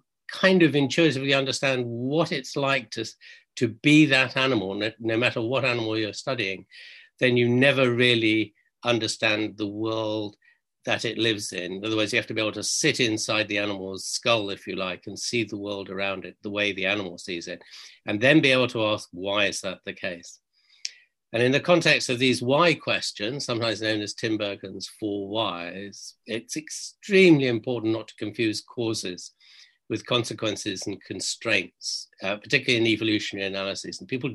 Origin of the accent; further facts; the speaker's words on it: Tanga Region, Tanzania; moved away; One is I grew up in East Africa in this place called Tangup here on the top right-hand corner of mainland Tanzania, Tanganyika as it was then.